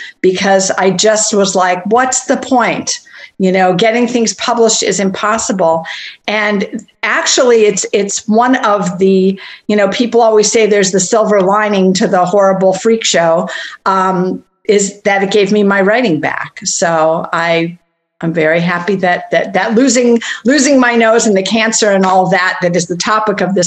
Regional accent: St. Paul, Minnesota, United States; I grew up in St. Paul, Minnesota

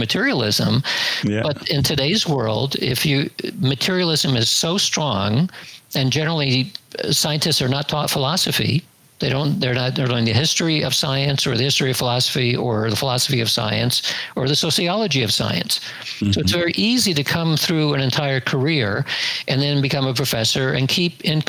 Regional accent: United States; growing up in the United States from the 1950s to 1970s or so as my youth

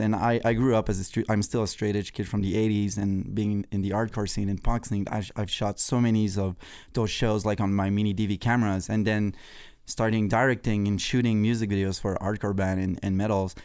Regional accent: Canada; I was obsessed with the American flag, being Canadian

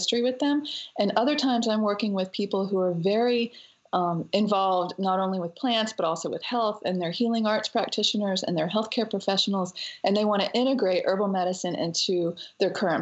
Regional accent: Western North Carolina, United States; Growing up in North Carolina in the mountains, I was definitely a child of nature

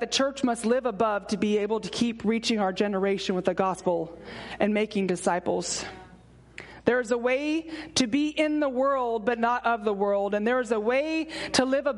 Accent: San Antonio, Texas, United States; I'm from San Antonio, so it's like 100 degrees in the summertime

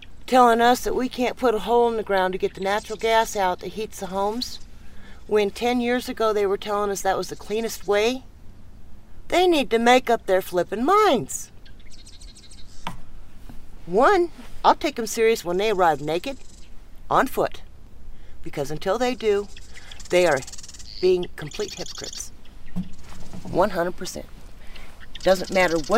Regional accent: Washington, United States; now in Saratoga, United States; I was born out in Washington State

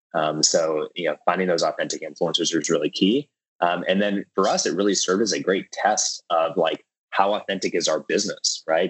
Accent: Minneapolis, Minnesota, United States; I grew up in Minneapolis Minnesota

